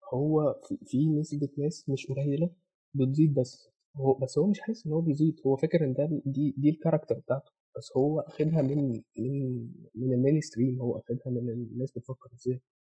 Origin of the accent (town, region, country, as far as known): Egypt